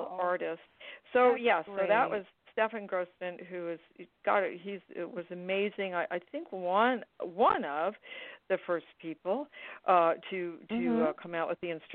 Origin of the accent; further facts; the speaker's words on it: Woodstock, New York, United States; growing up in Woodstock, New York, when I did